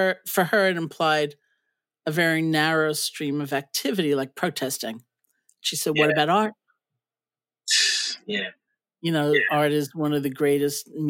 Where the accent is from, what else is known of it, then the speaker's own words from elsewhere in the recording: New York City, New York, United States; also born or lived in Buffalo / India; I grew up in New York City. I was born in the Bronx too. I grew up in Washington Heights